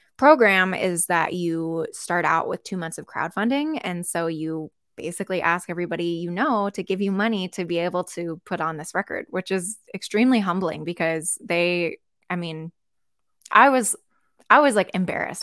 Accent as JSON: {"language": "English", "town": "Seattle", "region": "Washington", "country": "United States", "tie": "born or raised there", "also_born_or_lived": "Colorado", "said": "I'm from Seattle, born and raised"}